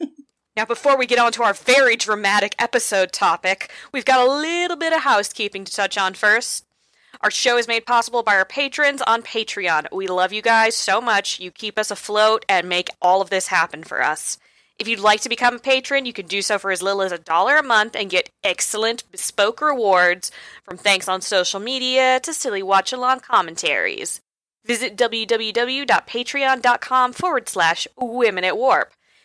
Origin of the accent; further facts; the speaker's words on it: Seattle, Washington, United States; Emerald City Comic Con is coming up, my hometown con.